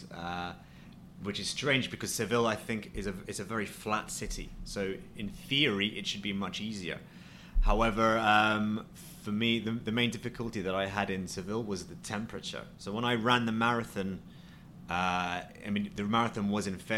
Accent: Twickenham, London, United Kingdom; also born or lived in Plymouth / Colorado; I'm from London, but more specifically, I'm from a suburb on the outskirts of London called Twickenham.

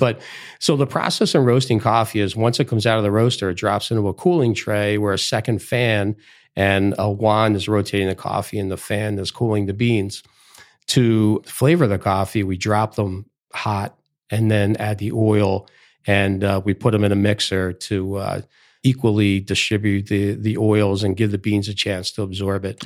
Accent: Philadelphia, Pennsylvania, United States; I grew up in Philadelphia

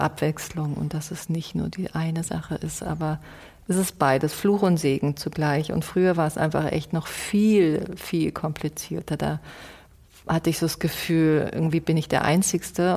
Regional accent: Munich, Bavaria, Germany; ich bin einfach in München aufgewachsen

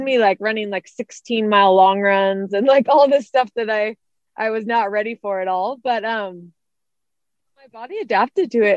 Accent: Santa Rosa, California, United States; moved away; also born or lived in Arizona; I grew up in Santa Rosa, um, California, so Northern California

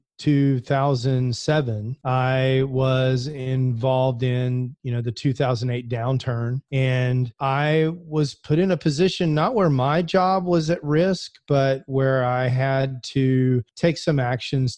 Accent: Houston, Texas, United States; I grew up in Houston

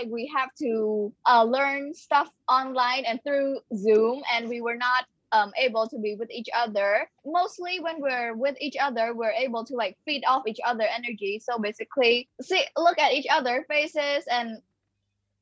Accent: Cambodia; also born or lived in Phnom Penh; I am from Cambodia, and I currently live in Phnom Penh

